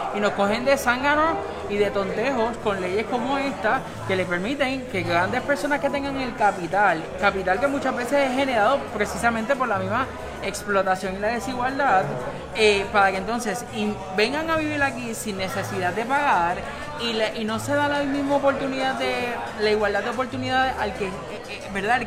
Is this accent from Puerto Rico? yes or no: yes; Puerto Rico